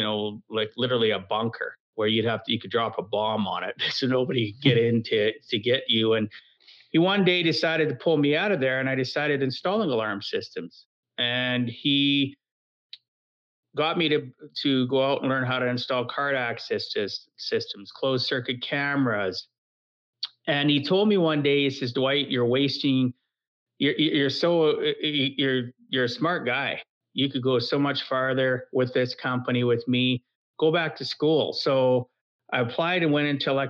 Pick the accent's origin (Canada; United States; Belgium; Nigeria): Canada; Camrose, Alberta; now in Edmonton, Canada; where I grew up in Camrose.